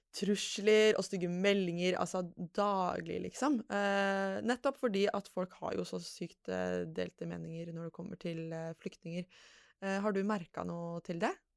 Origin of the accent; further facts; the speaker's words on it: Lørenskog, Akershus, Norway; Jeg er jo fra Lørenskog, eh, egentlig